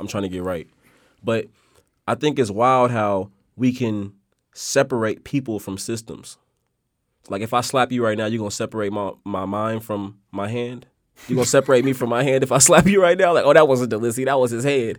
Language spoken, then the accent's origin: English; Oakland, California, United States; me growing up in Oakland, bruh, and growing up in Oakland